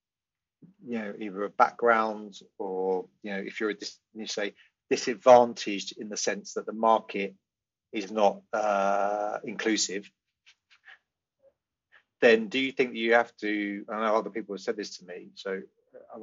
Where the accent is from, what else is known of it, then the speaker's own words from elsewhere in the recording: United Kingdom; being a white UK, used to be European, sadly not anymore